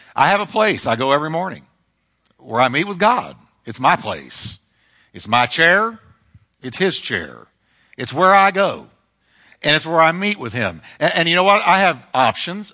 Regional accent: New York, United States; moved away; I'm from New York

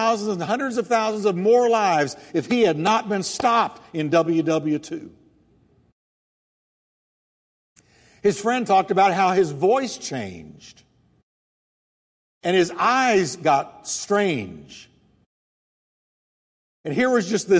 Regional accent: United States; I'm an American

